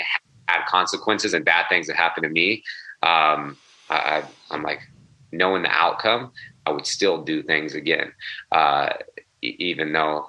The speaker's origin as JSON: {"language": "English", "town": "Sacramento", "region": "California", "country": "United States", "tie": "born or raised there", "said": "I grew up in Sacramento, California"}